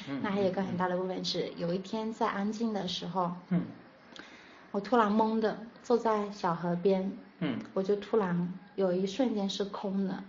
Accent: Changting, Fujian, China; also born or lived in Shenzhen; now in Fuzhou, China; 从长汀，当时龙岩长汀，我的老家，

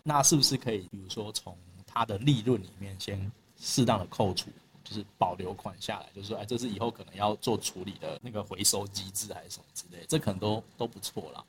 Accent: Taiwan; 以我们台湾人的智慧

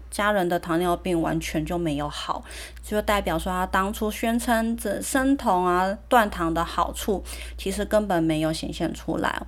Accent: Taiwan; moved away as an adult; also born or lived in Germany; 我们台湾人民的饮食习惯

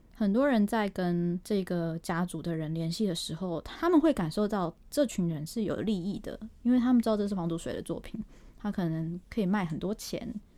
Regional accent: Taiwan; 我们台湾人

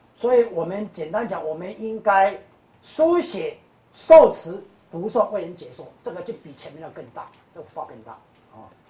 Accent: Kaohsiung, Taiwan; 高雄，高雄是我的故乡啊

